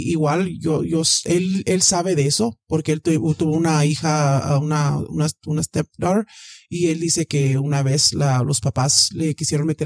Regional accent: Mexico; soy mexicana, este, o sea, de aquí ya no

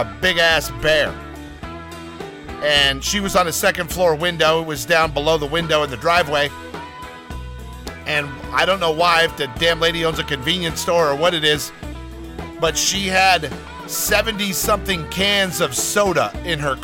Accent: Jasper, Alabama, United States; now in California, United States; I was born just outside of Birmingham, Alabama, in a lovely town called Jasper

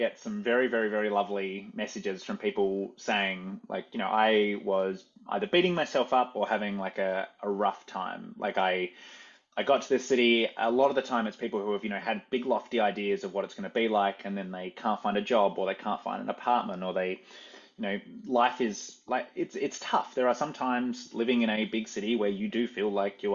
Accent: Australia; moved away as an adult; now in New York City, United States; I came from Australia

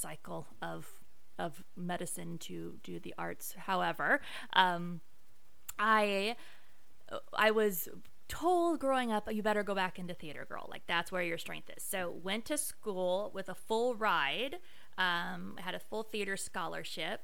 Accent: Las Vegas, Nevada, United States; moved away; also born or lived in Orange County, California; I am from Las Vegas, Nevada. Can I give it for my Vegas peeps? Growing up in Vegas is weird, y'all. It's like we kind of have our own weird accent out there

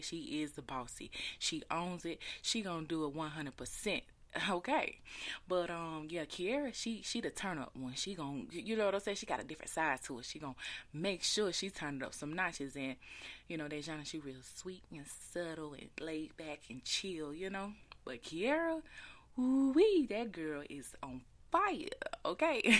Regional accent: Taylors, South Carolina, United States; Shout out to my hometown. Shout out to eight six four, 'cause your girl is from a little town called Taylor's

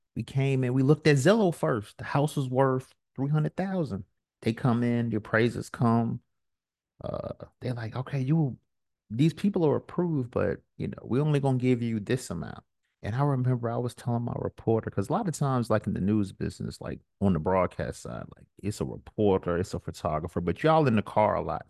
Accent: New York, United States; I'm from New York

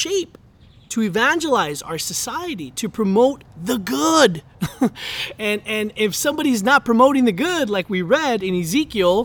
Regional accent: Los Angeles, California, United States; before we're American, before we're, you know, Angelinos, before we're Californians

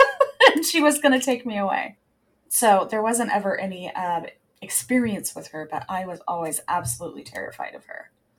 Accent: Santa Fe, New Mexico, United States; So when I grew up on the Pecos River in Santa Fe.

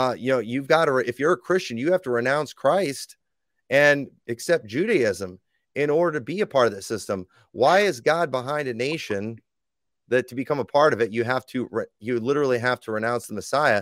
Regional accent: United States; I was born in America

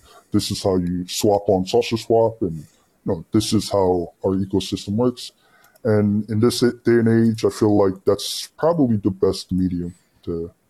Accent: United States; moved away; I grew up in America and I'm basically American

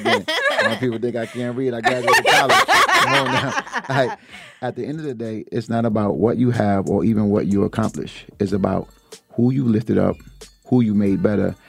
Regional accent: Jersey City, New Jersey, United States; I'm from Jersey City

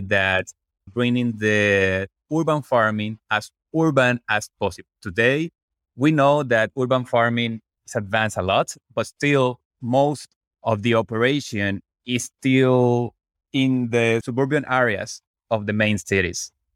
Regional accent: Puerto Rico; moved away as an adult; also born or lived in Washington, D.C.; I'm originally from Puerto Rico, where I become an electrical engineer.

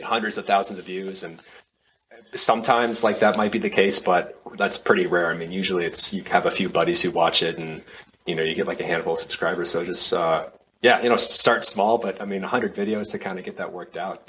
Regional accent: Minneapolis, Minnesota, United States; also born or lived in Savannah, Georgia; now in Houston, United States; I uh, grew up in um, Minnesota, Minneapolis area

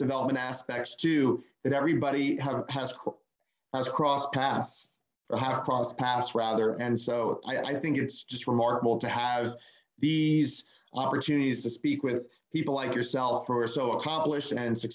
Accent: Northern New Jersey, United States; now in Orlando, United States; We're originally from the New York area, both sides of the family, Northern Jersey

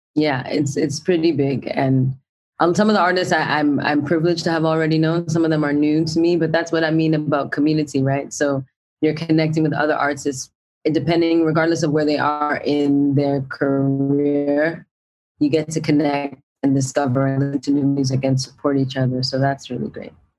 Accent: Brampton, Ontario, Canada; I grew up in Brampton

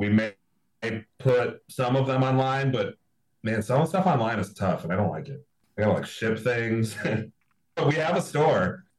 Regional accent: around Detroit, Michigan, United States; I've said I was from Detroit when people are like from way out of state. I'm like, I'm from around Detroit.

